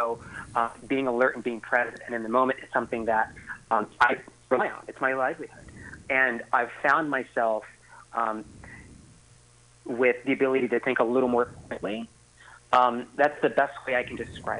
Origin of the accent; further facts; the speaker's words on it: San Diego, California, United States; now in San Francisco Bay Area, United States; I'm originally from San Diego